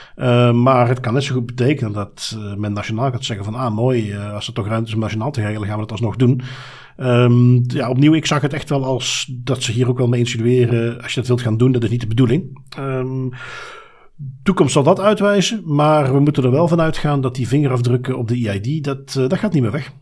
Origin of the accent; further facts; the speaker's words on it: Belgium